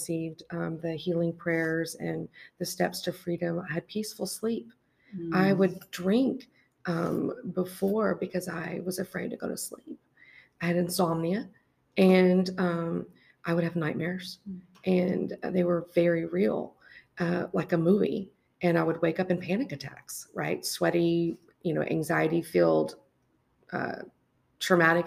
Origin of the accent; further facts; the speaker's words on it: United States; living here in America